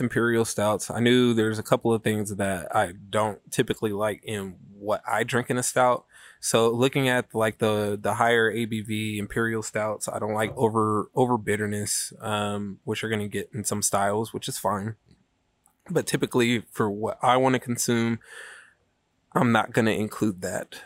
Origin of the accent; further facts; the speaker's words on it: Sacramento, California, United States; we're from Sacramento